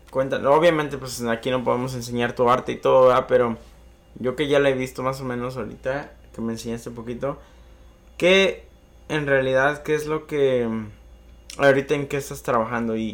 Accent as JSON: {"language": "Spanish", "region": "Michoacán", "country": "Mexico", "said": "Yo soy de Michoacán."}